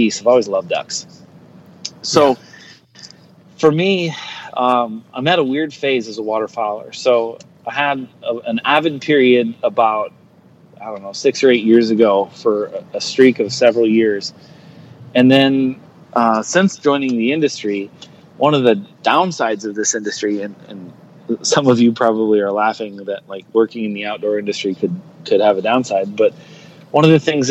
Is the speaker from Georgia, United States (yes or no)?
no; northeastern South Dakota, United States; I'm actually not from Nebraska. I grew up in northeastern South Dakota.